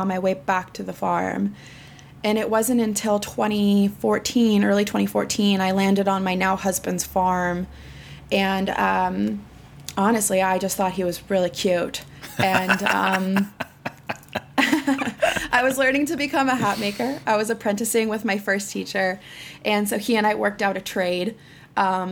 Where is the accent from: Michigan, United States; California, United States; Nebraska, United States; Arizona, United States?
California, United States; Occidental; I grew up in Western Sonoma County, which is in Northern California, in a little town called Occidental